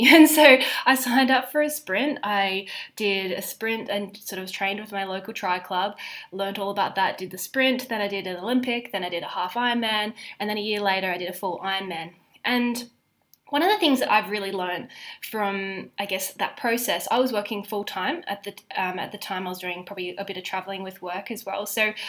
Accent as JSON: {"language": "English", "country": "Australia", "also_born_or_lived": "Zambia / United Kingdom", "said": "So obviously I am Australian, although I have spent almost half of my life overseas. I grew up in Zambia as a teenager, and then before going back to Australia to study dietetics at uni, I then promptly moved overseas to the UK"}